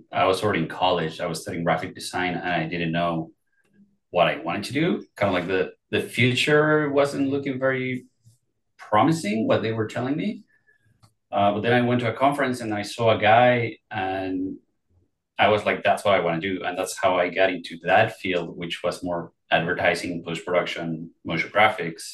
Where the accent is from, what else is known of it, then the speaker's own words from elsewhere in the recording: Mexico City, Mexico; moved away; I am originally from Mexico City.